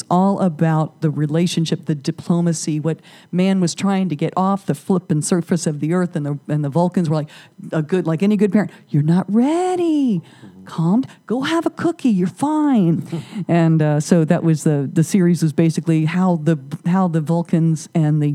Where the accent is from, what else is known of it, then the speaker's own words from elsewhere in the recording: Whiteville, North Carolina, United States; I'm a redneck from Whiteville